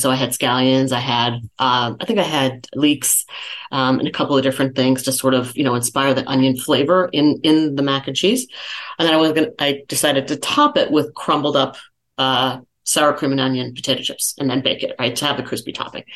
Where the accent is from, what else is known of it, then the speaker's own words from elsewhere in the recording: San Jose, California, United States; moved away as an adult; now in Las Vegas, United States; I'm a Silicon Valley kid, born and raised in San Jose